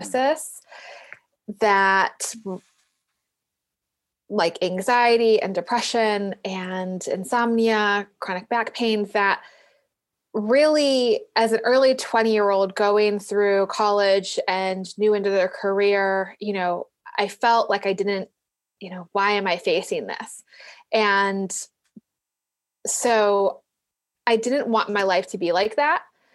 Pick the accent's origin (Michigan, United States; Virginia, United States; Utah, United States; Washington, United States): Michigan, United States; Detroit; moved away as an adult; now in North Carolina, United States; I grew up in Detroit Metro, Michigan